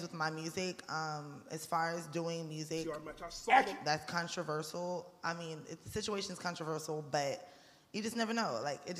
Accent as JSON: {"language": "English", "region": "the South", "country": "United States", "tie": "born or raised there", "also_born_or_lived": "Chicago", "said": "Midwest. But I grew up in the South, so I have a lot of different vibes to me."}